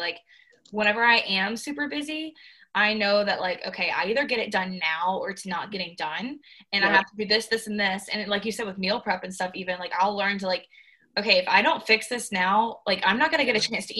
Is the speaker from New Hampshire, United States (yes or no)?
no; Charlotte, North Carolina, United States; moved away as an adult; now in Auburn, United States; she's from Minnesota and I'm from Charlotte, and we're both like far away from home.